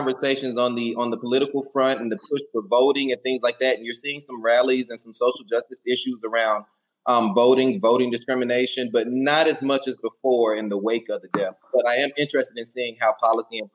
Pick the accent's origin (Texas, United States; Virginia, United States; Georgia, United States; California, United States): Georgia, United States; Atlanta; moved away as an adult; now in Tampa, United States; I'm a native Atlantan. So I'm from Atlanta, Georgia, and I moved down here last year